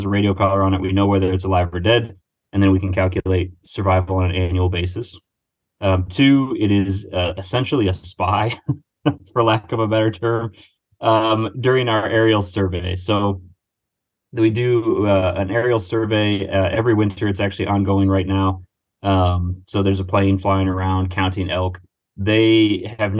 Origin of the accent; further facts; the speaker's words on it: Finger Lakes region, Western New York, United States; moved away as an adult; also born or lived in Montana; now in Pennsylvania, United States; I am originally from Western New York, so like Finger Lakes region